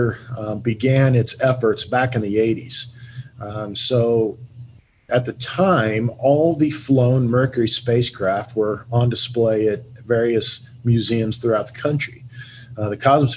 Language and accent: English; Hutchinson, Kansas, United States; moved away as an adult; also born or lived in Mifflinburg, Pennsylvania; I grew up here in Hutchinson, moved away, went to school, actually had my first job in a museum in Mifflinburg, Pennsylvania